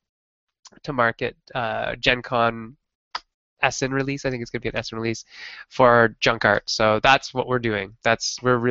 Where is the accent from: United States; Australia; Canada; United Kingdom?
Canada; As a Canadian